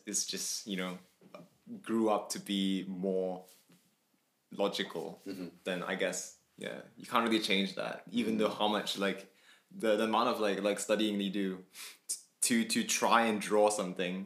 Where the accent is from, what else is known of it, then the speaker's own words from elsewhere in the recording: Kuala Lumpur, Malaysia; moved away as an adult; now in Coventry, United Kingdom; from Malaysia, grew up in KL